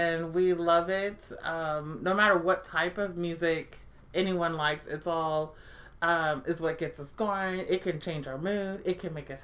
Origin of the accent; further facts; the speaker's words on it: Texas, United States; Growing up in Texas